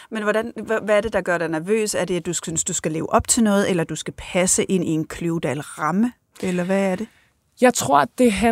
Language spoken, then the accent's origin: Danish; Thy, North Denmark Region, Denmark; Ja, jeg er vokset op i Thy øh, primært alene med min mor